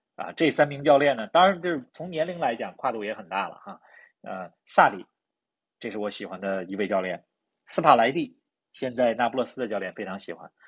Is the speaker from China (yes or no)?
yes; Beijing, China; 我和林子都是在北京长大，我们从小关注的球队都是北京国安